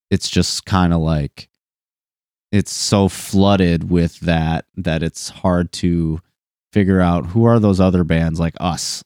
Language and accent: English; Linden, Michigan, United States; I went to Linden